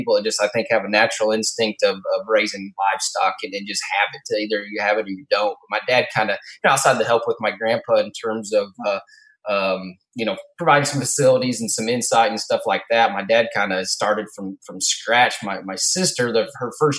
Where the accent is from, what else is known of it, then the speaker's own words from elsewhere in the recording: Shipshewana, Indiana, United States; moved away as an adult; now in Paragould, United States; We live in Paragould, Arkansas now, where Katie's originally from, and I'm originally from Shipshewana, Indiana